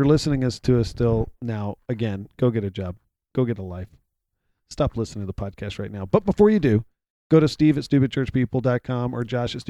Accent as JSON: {"language": "English", "town": "Houston", "region": "Texas", "country": "United States", "said": "I'm from Houston"}